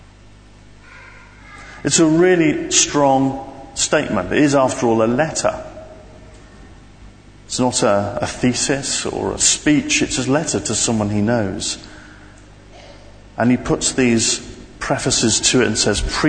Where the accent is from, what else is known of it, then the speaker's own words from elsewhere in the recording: London, United Kingdom; me from the centre of London.